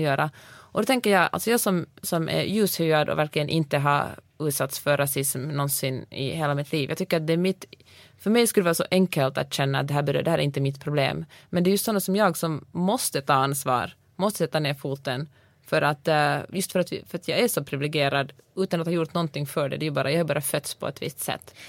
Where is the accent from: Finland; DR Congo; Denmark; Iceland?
Finland; also born or lived in Sweden; now in United States; jag kommer från Finland